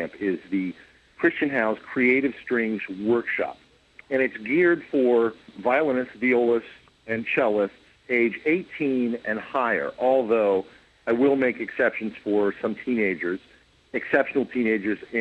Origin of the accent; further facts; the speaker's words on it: Columbus, Ohio, United States; now in New York City, United States; lots of frequent trips to Columbus, Ohio, my hometown